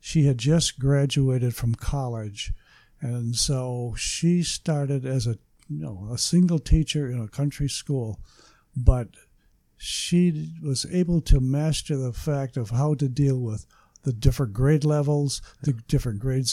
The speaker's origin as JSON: {"language": "English", "region": "Michigan", "country": "United States", "tie": "born or raised there", "said": "Where I was born in Michigan"}